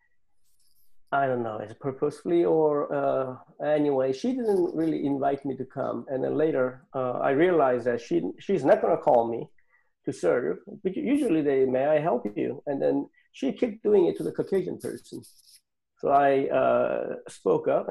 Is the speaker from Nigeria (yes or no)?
no; Seoul, South Korea; moved away as an adult; now in United States; I was born in Seoul, Korea, South Korea. And then I came here to the United States when I was 23